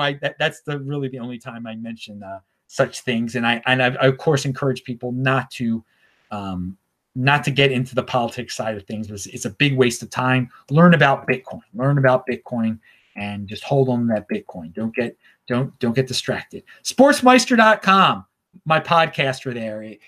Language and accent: English; Baltimore, Maryland, United States; moved away; I am from Baltimore originally, and I'm in Baltimore right now